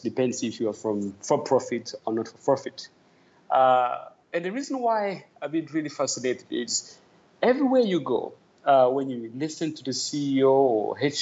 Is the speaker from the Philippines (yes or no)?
no; Tanzania; moved away as an adult; also born or lived in Europe; now in Togo; I am from Tanzania, East Africa. That's where I grew up and where I was raised. And I migrated to Europe when I was quite a young man.